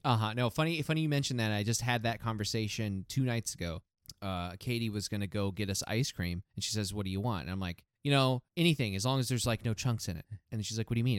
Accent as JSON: {"language": "English", "country": "United States", "said": "we're American"}